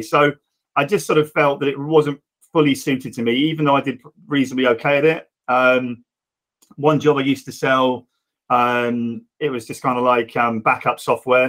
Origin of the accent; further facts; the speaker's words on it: Reading, South East England, United Kingdom; I'm Reading born and bred and still here